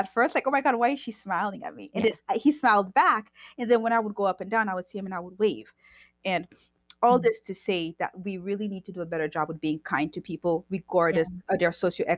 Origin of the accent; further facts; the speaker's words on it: Haiti; moved away; I grew up in Haiti, so I understand Haiti